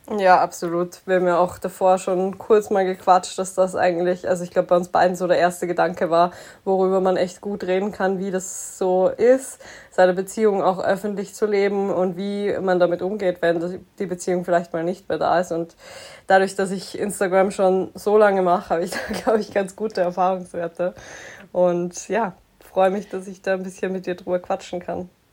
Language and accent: German; Graz, Styria, Austria; moved away as an adult; now in Vienna, Austria; ich komme ursprünglich aus Graz und bin so alibimäßig fürs Studium nach Wien gezogen